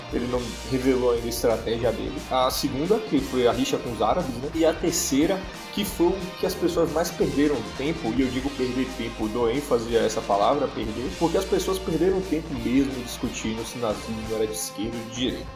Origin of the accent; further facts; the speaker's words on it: Brazil; sendo brasileiro